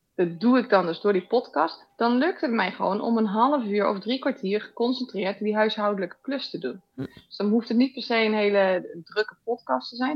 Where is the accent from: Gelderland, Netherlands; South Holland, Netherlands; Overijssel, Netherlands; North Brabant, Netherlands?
South Holland, Netherlands; Rotterdam; now in Weert, Netherlands; Ik kom eigenlijk uit Rotterdam, een beetje bij jou uit de buurt. Maar eh, we zitten nu in het zuiden hier.